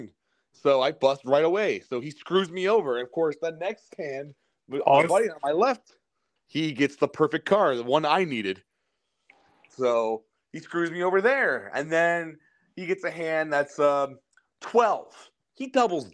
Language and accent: English; Cleveland, Ohio, United States; we're from Cleveland